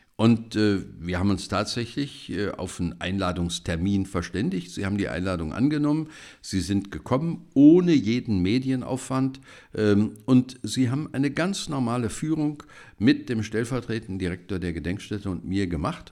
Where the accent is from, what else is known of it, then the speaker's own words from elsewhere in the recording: Germany; wir als Deutsche